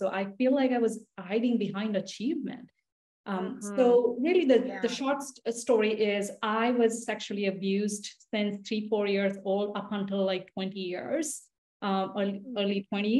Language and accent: English; India; English is a second language; now in United States; me growing up in India